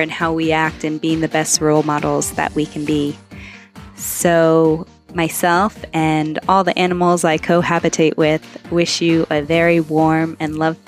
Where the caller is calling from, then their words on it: Cambodia; I'm calling in from Cambodia, where I work as an editor for those weekly show notes.